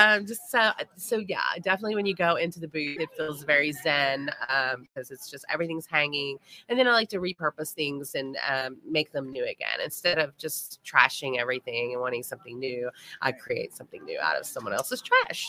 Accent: Louisville, Kentucky, United States; I am from Louisville.

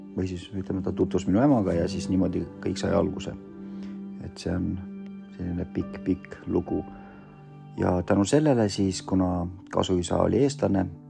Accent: Estonia; Estonian is a second language; also born or lived in Vorkuta, Komi, Russia; now in Pärnu, Estonia; me kasvasime Eesti ühiskonnas, siis eesti keele omandasin päris kiiresti

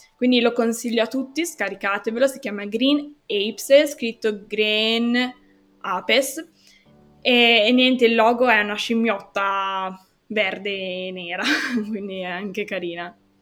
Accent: Genoa, Liguria, Italy; da genovese ti confermo che ogni tanto quando vai a Ponente, tipo senza cambiare città, quindi sempre a Genova, io sono del Levante

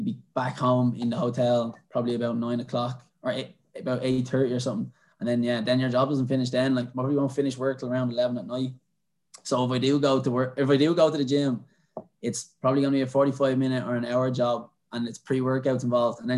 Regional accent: Dublin, Leinster, Ireland; moved away as an adult; also born or lived in Swords; now in Netherlands; I grew up in Dublin, went to school in Ballybuckle, hung around in Swords my whole life

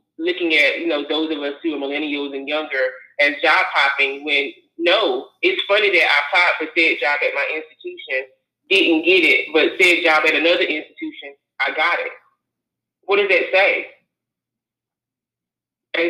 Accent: North Carolina, United States; moved away as an adult; while I would have loved to stay in my home state of North Carolina

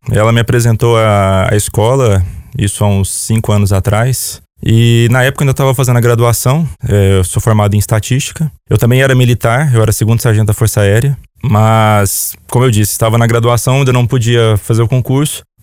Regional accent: Anápolis, Goiás, Brazil; Sou natural de Anápolis, Goiás e tenho 30 anos.

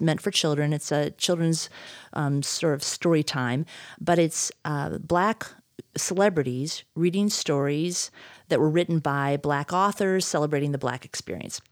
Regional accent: Midwest, United States; now in Idaho, United States; I grew up in the Midwest, And so mountains were just not a thing

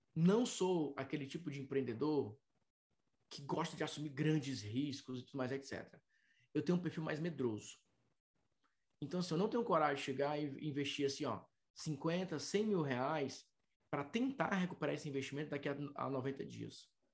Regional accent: Fortaleza, Ceará, Brazil; a minha cidade natal é Fortaleza

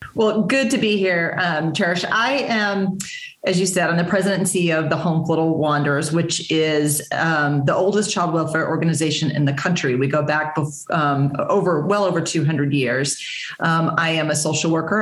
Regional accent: Texas, United States; moved away as an adult; now in Massachusetts, United States; I was born and raised in Texas

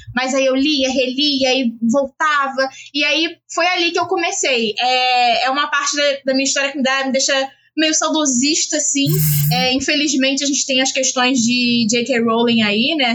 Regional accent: Rio de Janeiro, Brazil; a gente é da Zona Norte

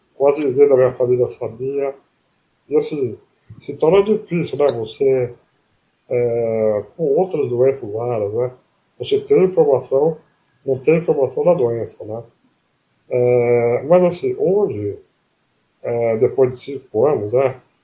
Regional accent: Palmital, São Paulo, Brazil; accent: caipira; moved away as an adult; now in São Paulo, Brazil; Eu nasci em Palmital, que é interior, né? É, uhum. Bem com, com o norte do Paraná, né?

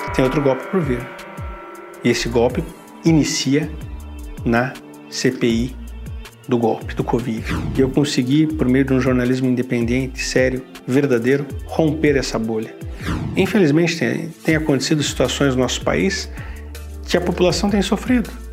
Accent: Curitiba, Paraná, Brazil; moved away as an adult; quando eu saí de Curitiba, estava muito bem na minha cidade, não queria ter saído de Curitiba

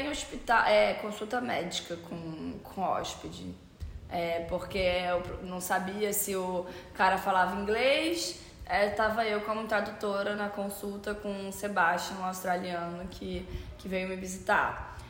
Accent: Rio de Janeiro, Brazil; Eu sou do Rio de Janeiro

